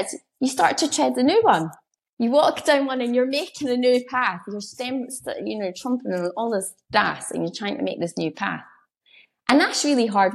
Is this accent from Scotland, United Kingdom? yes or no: yes; Edinburgh, Scotland, United Kingdom; I'm from Edinburgh, so I'm not a country girl